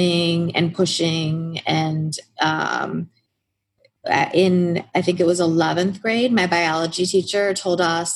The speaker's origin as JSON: {"language": "English", "town": "Lapeer", "region": "Michigan", "country": "United States", "tie": "born or raised there", "said": "I grew up in Lapeer, Michigan, which is a very rural country town, dirt roads, farms."}